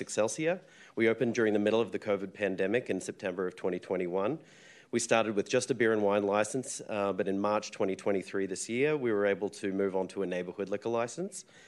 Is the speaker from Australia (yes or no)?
yes; Australia; moved away as an adult; now in San Francisco, United States; I'm from Australia. I've called San Francisco home since two thousand seven